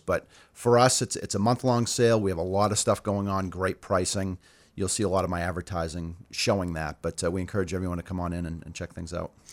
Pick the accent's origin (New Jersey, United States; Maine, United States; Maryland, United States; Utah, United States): Maine, United States; Auburn; I grew up in Auburn, have a lot of close ties to the community